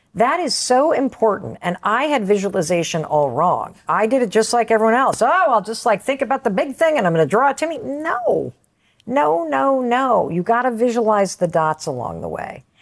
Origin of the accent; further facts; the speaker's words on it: Western Michigan, United States; I grew up in Western Michigan.